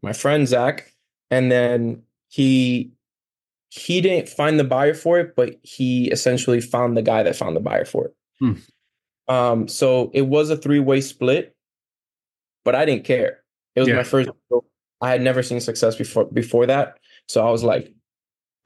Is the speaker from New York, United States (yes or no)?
no; Miami, Florida, United States; also born or lived in Cuba; I'm from Cuba and I moved here when I was younger, you know, to Miami, like most Cubans do. And I just lived there my whole life